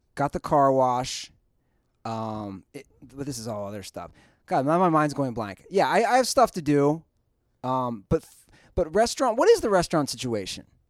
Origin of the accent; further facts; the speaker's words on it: Cincinnati, Ohio, United States; now in Los Angeles, United States; my hometown Reds